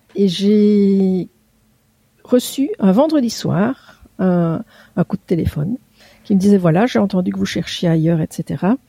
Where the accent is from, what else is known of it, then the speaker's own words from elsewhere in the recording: Belgium; Je suis belge